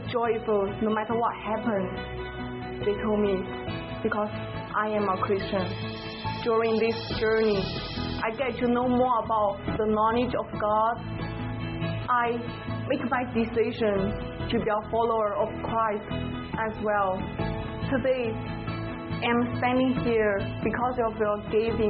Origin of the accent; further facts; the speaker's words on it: China; moved away as an adult; I'm from China